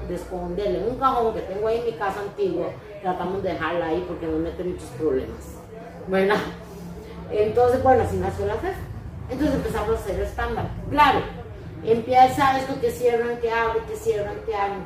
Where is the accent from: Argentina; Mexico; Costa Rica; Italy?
Costa Rica; soy costarricense